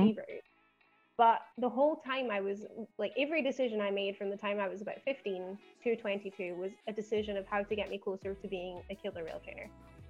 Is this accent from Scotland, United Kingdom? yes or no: yes; Glasgow, Scotland, United Kingdom; accent: Scottish; I am, as you might be able to tell from my accent, even though it's a bit dulled down, I'm originally from Glasgow in Scotland. So I'm from Outlander land.